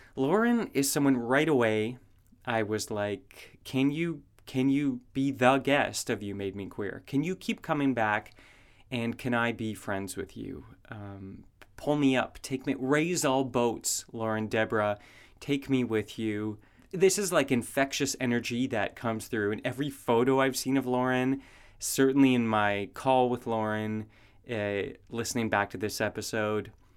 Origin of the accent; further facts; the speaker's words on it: Canada; moved away; also born or lived in United States; I'm from Canada.